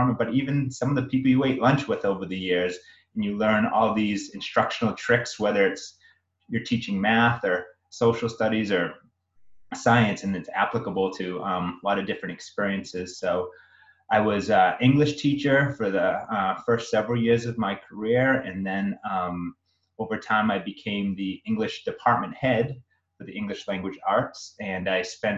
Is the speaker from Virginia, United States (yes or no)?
no; Brockton, Massachusetts, United States; I grew up in Brockton, Massachusetts. I'm a product of Brockton Public Schools